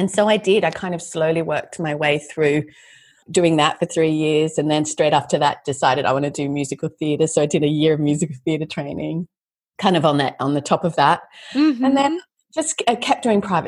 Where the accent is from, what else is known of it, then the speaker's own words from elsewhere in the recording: Australia; moved away as an adult; also born or lived in United States; as an Aussie living in America